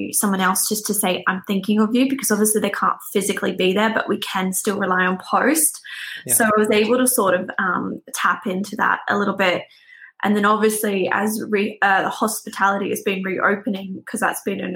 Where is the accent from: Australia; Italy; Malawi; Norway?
Australia; moved away as an adult; also born or lived in Netherlands; now in Belfast, United Kingdom; I am from Australia